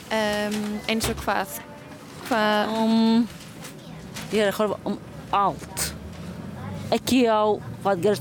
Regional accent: Latvia; Icelandic is a second language; Nei, ég er frá Leitlandi

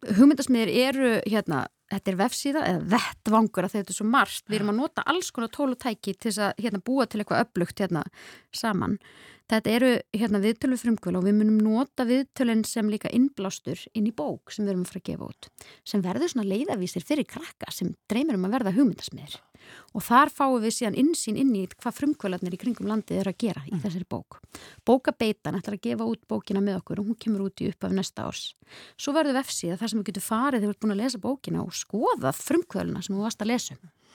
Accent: Hvammstangi, Northwestern Region, Iceland; ég elst upp á kvamstonga

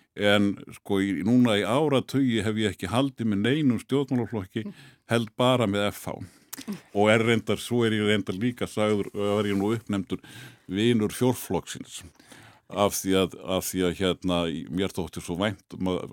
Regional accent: Hafnarfjörður, Capital Region, Iceland; ég er nú fyrst og fremst happiringur

